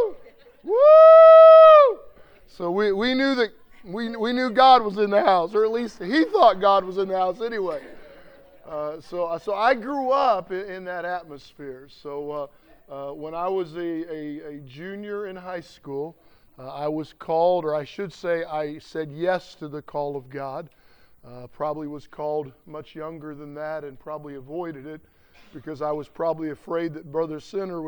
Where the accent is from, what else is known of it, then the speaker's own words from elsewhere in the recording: South Lebanon, Ohio, United States; also born or lived in Bellefontaine, Ohio; Cash's brother, Wayne, was my pastor when I grew up, and we were in a little storefront church in South Lebanon